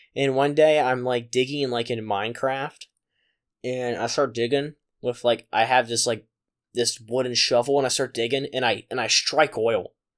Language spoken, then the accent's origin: English; Pennsylvania, United States; my hometown of Pennsylvania